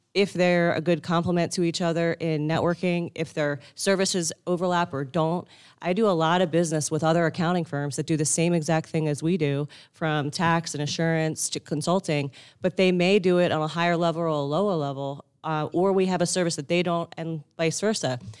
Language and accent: English; Northeast, United States; I grew up in the Northeast